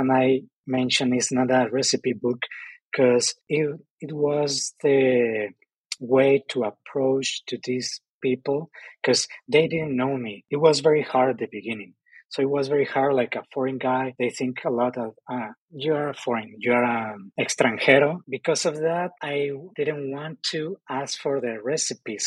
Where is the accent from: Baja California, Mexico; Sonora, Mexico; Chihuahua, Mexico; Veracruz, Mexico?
Baja California, Mexico; Ensenada; English is a second language; now in Oaxaca, Mexico; I'm Mexican, but I'm from the north, I'm from Ensenada, and I'm still a foreigner in Oaxaca